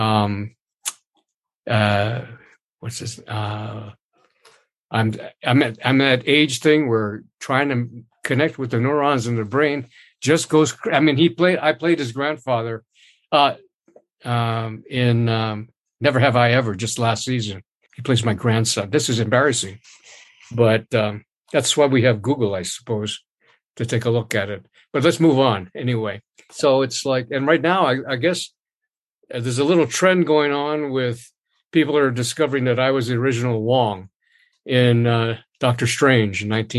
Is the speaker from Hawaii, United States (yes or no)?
yes; Honolulu, Hawaii, United States; I was born and raised in Honolulu, Hawaii